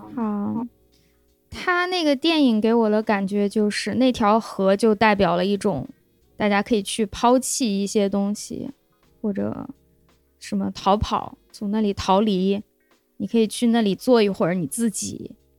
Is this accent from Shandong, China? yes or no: no; Lanzhou, Gansu, China; 我们兰州人